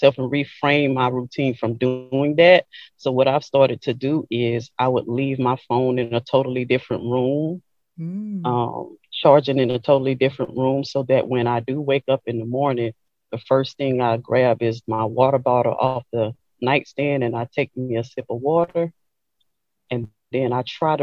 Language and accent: English; Franklinton, Louisiana, United States; now in Hammond, United States; originally from a little small town called Franklinton, Louisiana